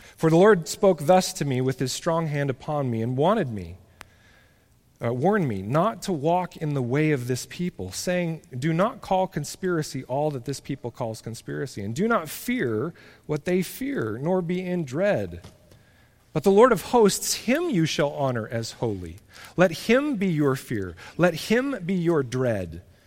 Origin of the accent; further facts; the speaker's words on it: United States; as American Christians